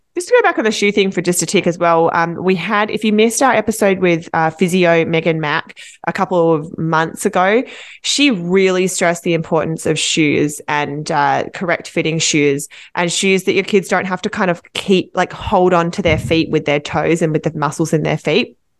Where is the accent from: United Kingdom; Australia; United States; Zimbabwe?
Australia; as an Australian